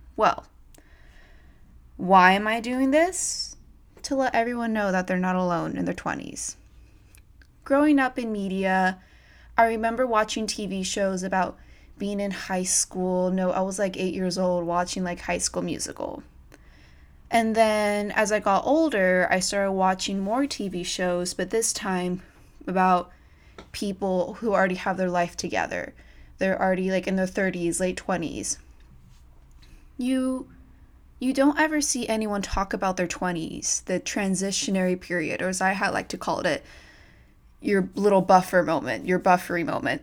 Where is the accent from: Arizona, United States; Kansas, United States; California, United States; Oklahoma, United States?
California, United States; Modesto; moved away as an adult; now in Los Angeles, United States; I am originally from Modesto, California